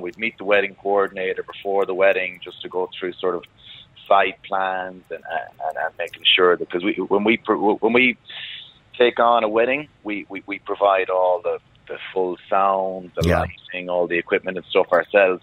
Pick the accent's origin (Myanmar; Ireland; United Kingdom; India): Ireland; Galway, Connacht; moved away; born and raised in Galway